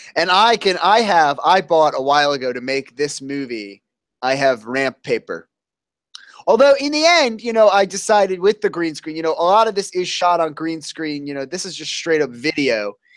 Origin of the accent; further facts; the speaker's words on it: New Jersey, United States; I'm from New Jersey